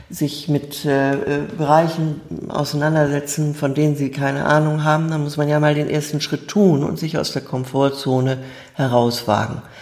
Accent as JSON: {"language": "German", "region": "Bremen", "country": "Germany", "tie": "born or raised there", "said": "einfach aufgewachsen in Bremen, zur Schule gegangen, habe Abitur gemacht"}